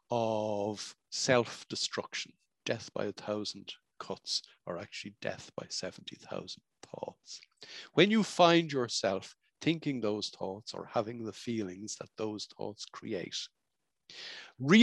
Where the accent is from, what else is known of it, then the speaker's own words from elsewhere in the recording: Ireland; I was growing up in Ireland in the 1960s